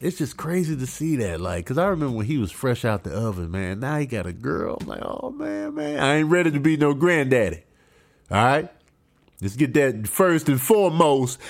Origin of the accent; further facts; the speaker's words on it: Chicago, Illinois, United States; moved away; growing up in Chicago